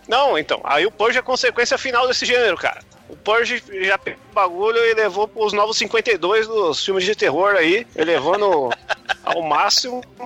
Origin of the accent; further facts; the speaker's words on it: Brazil; a gente é do Brasil